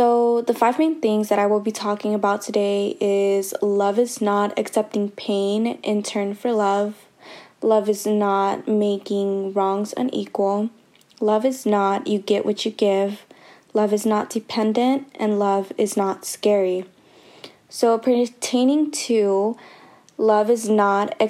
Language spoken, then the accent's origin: English; Richmond, California, United States; I'm from Richmond, California.